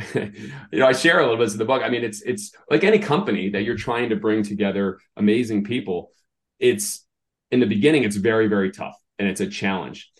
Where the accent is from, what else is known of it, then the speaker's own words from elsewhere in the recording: Massachusetts, United States; I grew up in Massachusetts